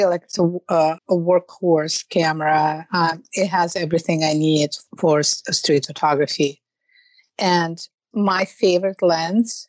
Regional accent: Russia; moved away as an adult; now in New York, United States; I call myself New Yorkers because I lived there for so long. But I'm originally from Russia

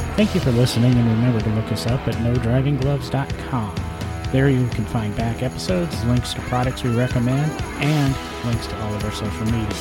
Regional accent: Peoria, Illinois, United States; also born or lived in Milan, Illinois; where I grew up in Peoria

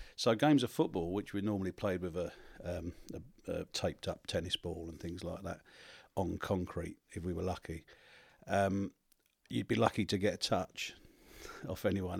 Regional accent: London, United Kingdom; I came from South East London

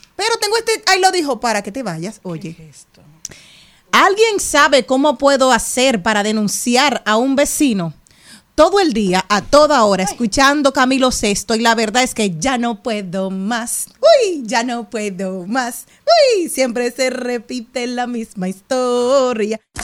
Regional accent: Higüey, La Altagracia, Dominican Republic; yo soy de Higüey

